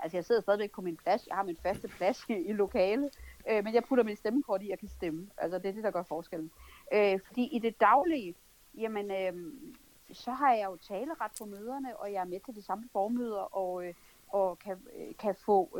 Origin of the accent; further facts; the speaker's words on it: Denmark; vi tre danskere